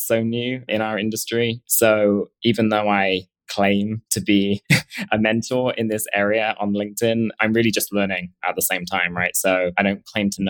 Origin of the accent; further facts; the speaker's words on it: England, United Kingdom; moved away as an adult; also born or lived in Edinburgh / London; now in New York, United States; I originally am from England